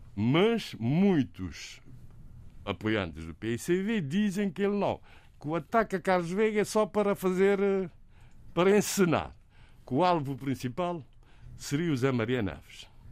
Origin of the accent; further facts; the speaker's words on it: Cape Verde; first language Cape Verdean Creole; Portuguese is a second language; a nossa língua materna seja chamada de crioulo, que se deve dizer língua cabo-verdiana